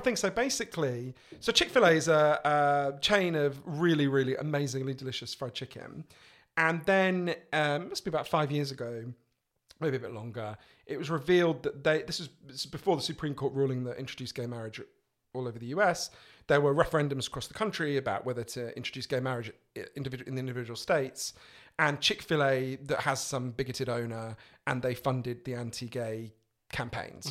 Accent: England, United Kingdom; an Englishman in New York.

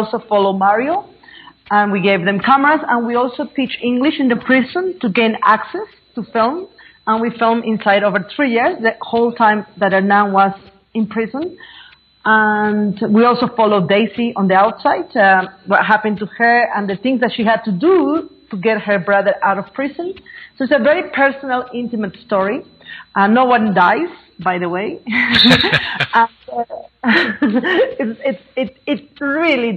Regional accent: Bolivia; moved away; I am from Bolivia. I am an indigenous woman. I'm a Quechua woman from Bolivia.

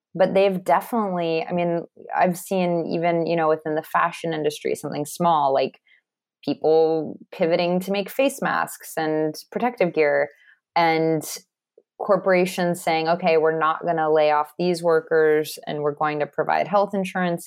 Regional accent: Los Angeles, California, United States; I grew up in Los Angeles and went to private schools

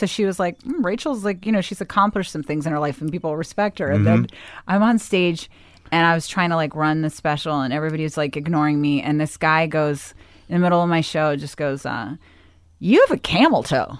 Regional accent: Bethesda, Maryland, United States; I grew up in Bethesda, Maryland.

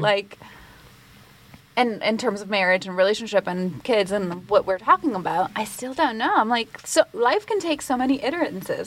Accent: Puerto Rico; growing up in Puerto Rico, it is a Latin culture

